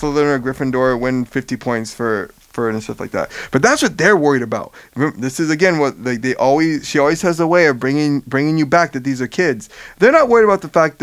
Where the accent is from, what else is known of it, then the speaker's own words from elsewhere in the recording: Miami, Florida, United States; I'm from Miami. I've seen so many alligators in my life